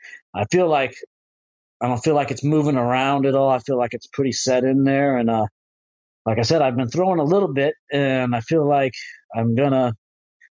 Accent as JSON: {"language": "English", "region": "Florida", "country": "United States", "said": "I'm actually from Florida, which it's a windy place here"}